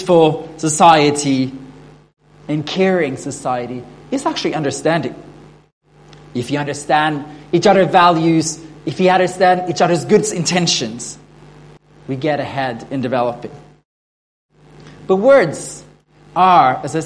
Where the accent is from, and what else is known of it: Norway; first language Norwegian; English is a second language; now in Sydney, Australia